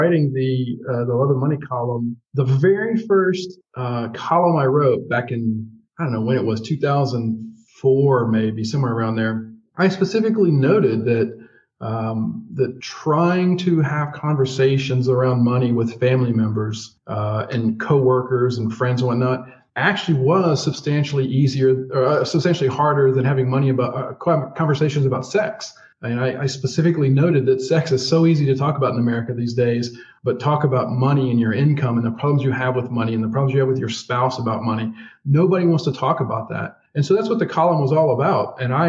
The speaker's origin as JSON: {"language": "English", "region": "Louisiana", "country": "United States", "said": "I'm from Louisiana."}